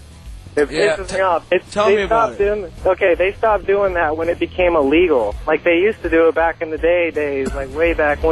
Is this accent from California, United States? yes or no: yes; San Francisco, California, United States; I'm from San Francisco. Hey, man, I didn't pick the Mormon. I didn't pick the religion. I was born into it.